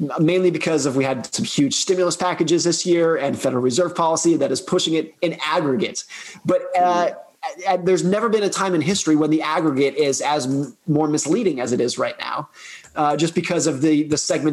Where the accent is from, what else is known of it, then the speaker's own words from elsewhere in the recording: United States; my home country